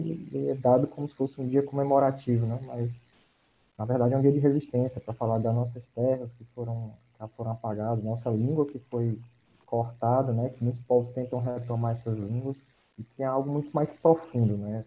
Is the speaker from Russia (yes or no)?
no; Piauí, Brazil; now in Fortaleza, Brazil; Eu sou nascido e criado no Piauí